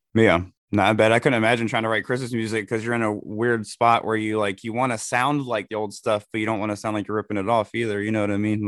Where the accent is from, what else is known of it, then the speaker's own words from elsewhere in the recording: Elizabeth City, North Carolina, United States; I'm from uh, North Carolina